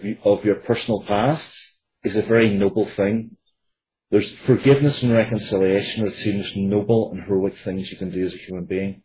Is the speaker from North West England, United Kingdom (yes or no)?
no; Northern Ireland, United Kingdom; growing up in Northern Ireland, where violence was just a part of life